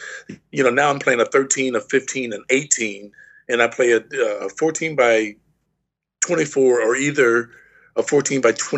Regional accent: Houston, Texas, United States; Well, being from Texas and my mom being from Louisiana and hanging from, you know, we're from Houston. So therefore, New Orleans is just what, you know, 3.5 hours away.

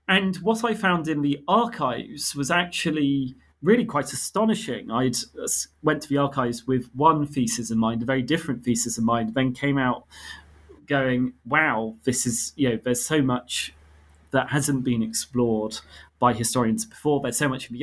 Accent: United Kingdom; I grew up in Britain, but I have ancestry on my mother's side from Armenia and Ethiopia.

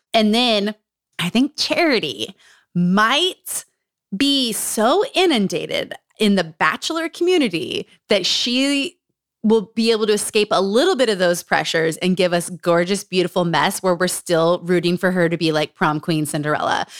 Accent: Utah, United States; Growing up in Utah.

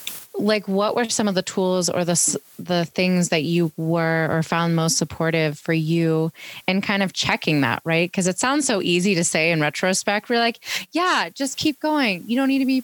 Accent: Pittsburgh, Pennsylvania, United States; moved away; I'm originally from Pittsburgh

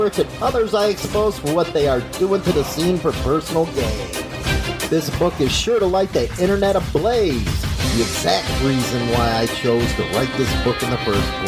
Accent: Chicago, Illinois, United States; I'm from Chicago

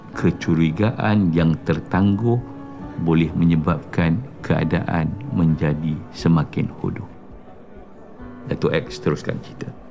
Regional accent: Sungai Besar, Selangor, Malaysia; accent: Javanese idiom; Saya lahir dekat Sungai Besar.

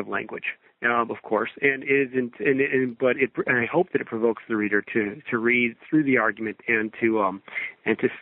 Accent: Wisconsin, United States; moved away as an adult; also born or lived in California; now in Minnesota, United States; I went to graduate school at the University of Wisconsin, which was returning to my home state

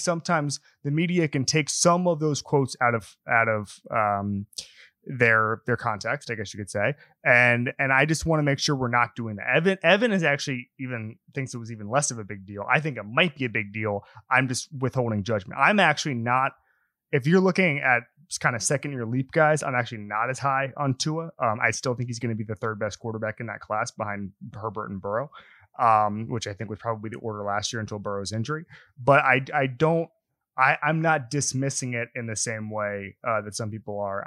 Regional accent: Orlando, Florida, United States; I'm from Orlando

